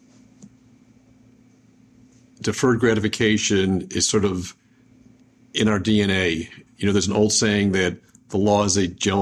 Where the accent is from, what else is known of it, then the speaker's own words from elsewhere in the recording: Buffalo, New York, United States; I'm from Buffalo